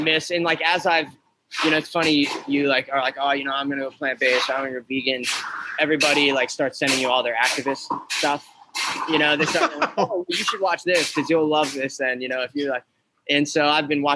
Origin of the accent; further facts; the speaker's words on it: Alaska, United States; I'm from Alaska, so I grew up on king crab.